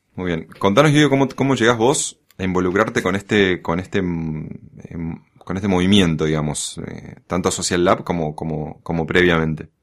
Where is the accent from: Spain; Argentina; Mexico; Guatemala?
Argentina